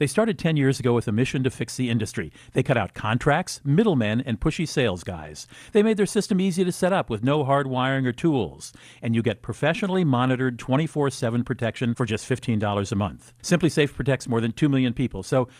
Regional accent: East Coast, United States; now in St. Paul, United States; I'm not from Minnesota, Ashlea. I'm an East Coast guy, and I moved there because I met a woman, except I met her in L.A., but she lived in White Bear Lake, Minnesota.

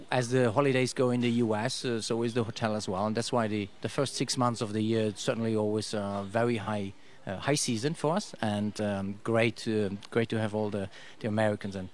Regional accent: Luxembourg; now in Costa Rica; Yeah, I'm from Luxembourg.

